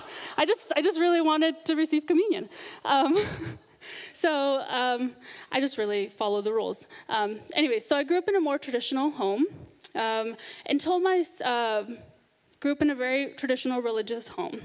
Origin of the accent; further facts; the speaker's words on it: Northern California, United States; I was born and raised in Northern California